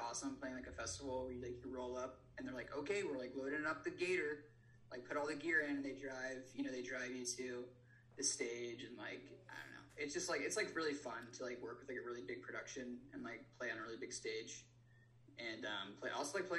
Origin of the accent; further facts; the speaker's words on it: Nashville, Tennessee, United States; moved away; I grew up in Tennessee, in Nashville